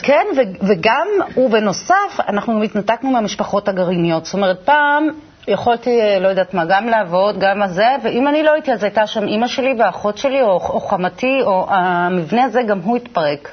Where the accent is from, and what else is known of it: Israel; born or raised there